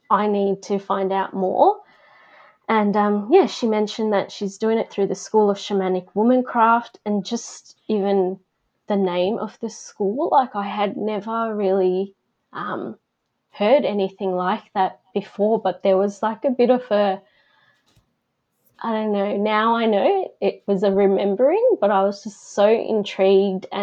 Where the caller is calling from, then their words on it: Victoria, Australia; I am coming from Victoria down in Bass Coast, so the lands of the Bunurong people.